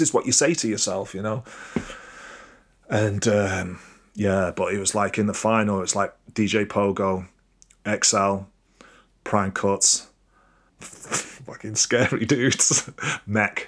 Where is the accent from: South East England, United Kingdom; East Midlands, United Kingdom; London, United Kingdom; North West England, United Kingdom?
North West England, United Kingdom; Crewe; I'm from Crewe. It's not, it's not the same, you know? It's like, I ain't grown up in Manchester